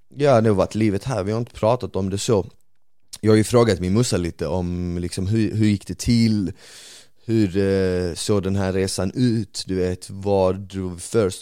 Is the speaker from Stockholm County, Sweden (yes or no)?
no; Malmö, Skåne, Sweden; also born or lived in Bosnia; när jag växte upp på Rosengård